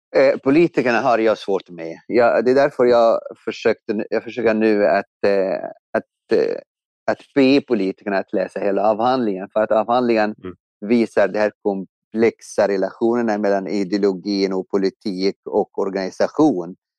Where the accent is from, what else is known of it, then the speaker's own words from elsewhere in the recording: Egypt; now in Sweden; jag växte upp i Egypten